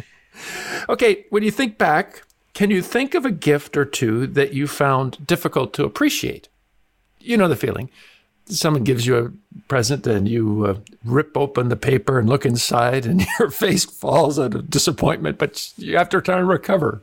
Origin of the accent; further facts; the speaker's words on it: Canada; growing up in Canada